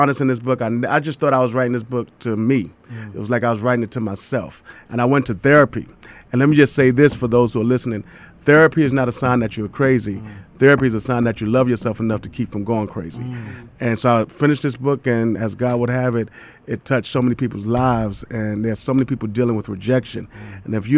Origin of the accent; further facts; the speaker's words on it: New York City, New York, United States; I'm born and raised in Brooklyn, New York